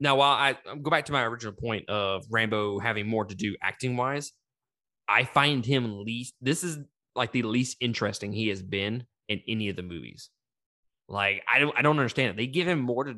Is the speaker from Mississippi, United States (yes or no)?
yes; Mississippi, United States; I'm from Mississippi